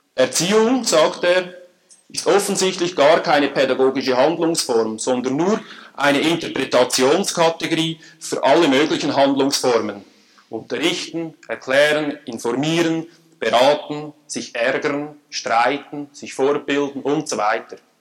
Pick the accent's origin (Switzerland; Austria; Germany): Switzerland; accent: Swiss (like Emil Steinberger)